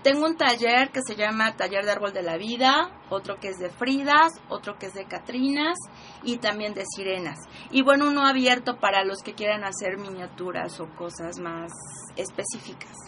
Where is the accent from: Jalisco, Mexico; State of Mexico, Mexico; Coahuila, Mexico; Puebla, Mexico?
Puebla, Mexico; orgullosamente poblana.